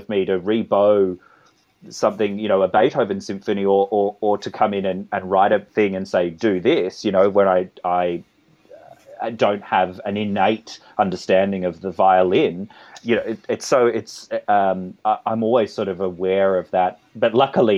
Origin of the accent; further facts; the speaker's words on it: Australia; accent: Australian; my Australian accent